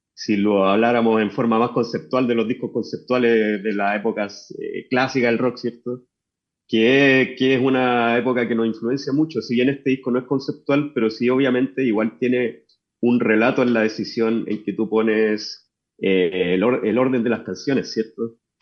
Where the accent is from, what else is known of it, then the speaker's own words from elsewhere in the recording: Chuquicamata, Antofagasta, Chile; yo nací en Chuquicamata y desde allá vengo que no es precisamente Antofagasta